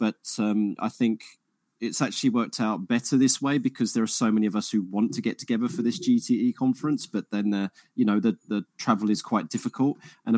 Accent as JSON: {"language": "English", "town": "Harlow", "region": "East of England", "country": "United Kingdom", "said": "I'm from Essex myself. I'm originally from Harlow, right?"}